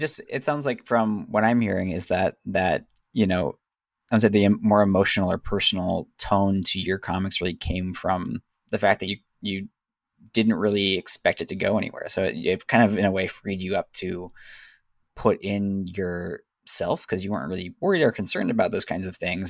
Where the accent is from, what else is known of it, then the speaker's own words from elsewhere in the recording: Southern California, United States; moved away as an adult; I grew up in Southern California